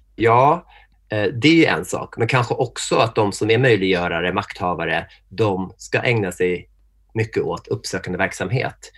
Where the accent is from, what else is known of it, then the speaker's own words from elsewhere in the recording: Norrtälje, Stockholm County, Sweden; jag är född i Norrtälje som är den där småstad utanför Stockholm